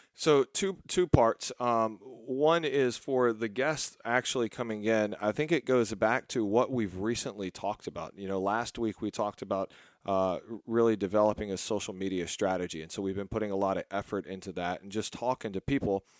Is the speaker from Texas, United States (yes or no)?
yes; Texas, United States; I'm from Texas